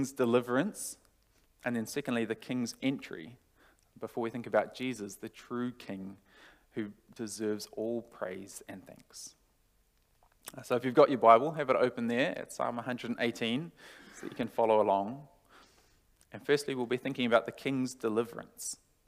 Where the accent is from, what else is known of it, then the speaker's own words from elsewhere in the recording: New Zealand; now in Australia; I'm from New Zealand